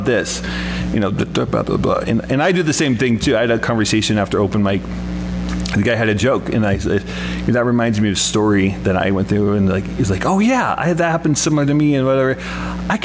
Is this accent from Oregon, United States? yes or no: yes; Portland, Oregon, United States; moved away as an adult; I'm from Portland, Oregon